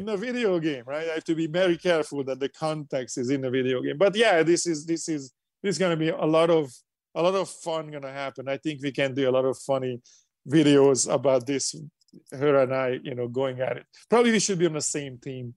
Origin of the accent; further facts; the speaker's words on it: Hungary; English is a second language; moved away as an adult; now in United States; coming to America and doing what I'm doing from low Hungary, when I didn't speak English, we didn't have passports, we couldn't go to the West